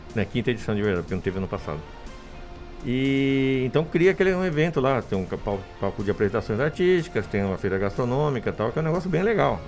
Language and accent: Portuguese; Indaiatuba, São Paulo, Brazil; eu cresci em Indaiatuba, né? Então eu moro aqui desde 69